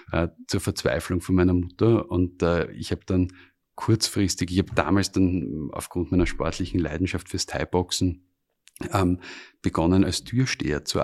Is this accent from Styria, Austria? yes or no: yes; Styria, Austria; Ich bin äh, ursprünglich aus der Steiermark. Wir haben dort einen kleinen Bauernhof. Und äh, als Bub bist du natürlich auf der einen Seite fasziniert von den Traktoren